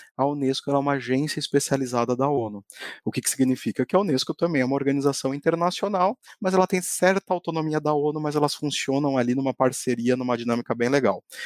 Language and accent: Portuguese; Brazil; first language Portuguese; a minha língua nativa é o português, e a gente resolveu trazer isso justamente para enaltecer né, o nosso povo brasileiro